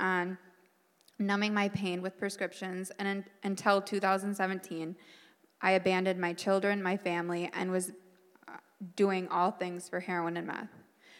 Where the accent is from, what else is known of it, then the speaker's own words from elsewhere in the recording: Eau Claire, Wisconsin, United States; I'm 33 from Eau Claire, Wisconsin. Growing up, my twin sister Nicole and I were very loved